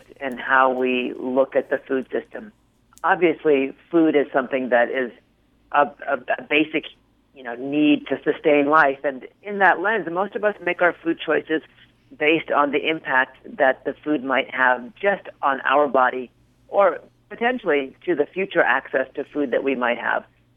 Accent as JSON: {"language": "English", "region": "California", "country": "United States", "tie": "born or raised there", "moved": "as an adult", "lives_now": "New York, United States", "said": "I grew up in California, a child of an agricultural"}